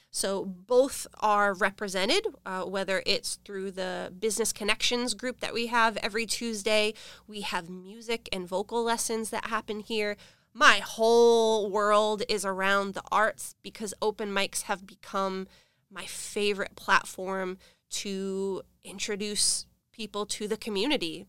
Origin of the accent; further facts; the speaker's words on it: Rochester, New Hampshire, United States; moved away as an adult; now in South Florida, United States; I was born and raised in Rochester, New Hampshire